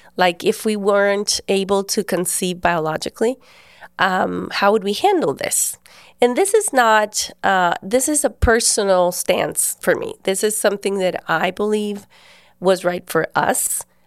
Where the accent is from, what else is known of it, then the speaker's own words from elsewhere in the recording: Guatemala; I'm from Guatemala. I was born there and we've lived there all our lives